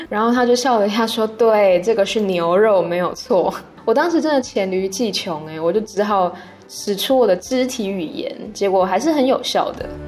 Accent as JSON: {"language": "Chinese", "country": "Taiwan", "moved": "as an adult", "lives_now": "Bangkok, Thailand", "said": "我是台湾人"}